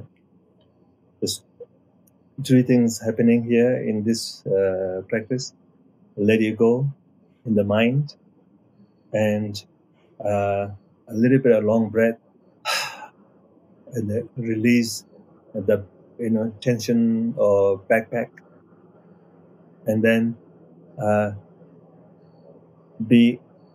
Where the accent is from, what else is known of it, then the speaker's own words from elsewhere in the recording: Nepal; I'm coming from Nepal side